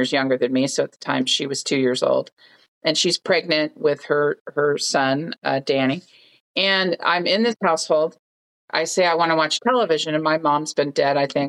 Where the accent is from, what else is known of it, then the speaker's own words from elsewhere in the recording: Oakland, California, United States; our little apartment that we shared in Oakland, California, where I grew up in the Bay Area, San Francisco Bay Area.